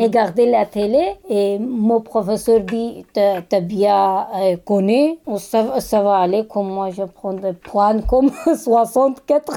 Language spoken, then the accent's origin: French; Kurdistan, Turkey; French is a second language; moved away as an adult; also born or lived in Istanbul; now in Paris, France; J'ai origine, c'est kurde, nationalité des Turquie. J'ai parlé deux langues, et turc et kurde.